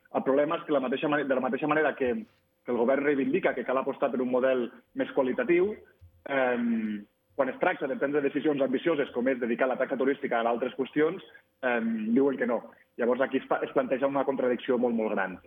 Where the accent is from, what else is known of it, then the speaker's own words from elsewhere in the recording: Andorra; per habitant i per quilòmetre quadrat som el país d'Europa amb més turistes